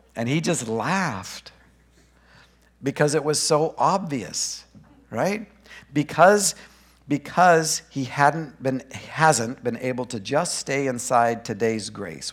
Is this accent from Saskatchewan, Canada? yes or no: no; Grand Prairie, Alberta, Canada; also born or lived in Boring, Oregon; now in Brush Prairie, United States; I was born in Grand Prairie, Alberta